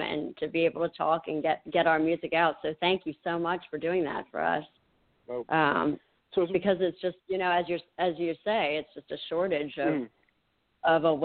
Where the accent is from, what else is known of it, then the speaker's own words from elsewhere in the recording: near Frederick, Maryland, United States; I am from the Maryland, Washington, D.C. area. I kind of near Frederick a little bit.